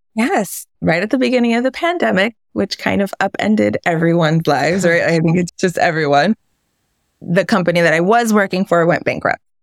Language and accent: English; New York City, New York, United States; We grew up on the Lower East Side of Manhattan.